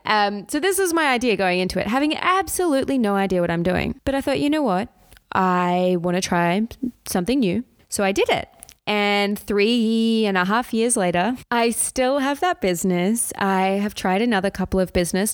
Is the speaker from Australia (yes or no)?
yes; Australia; as an Australian myself